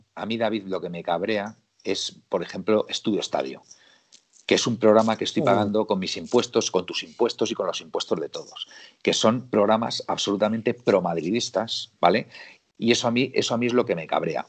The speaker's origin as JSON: {"language": "Spanish", "country": "Spain", "said": "soy español"}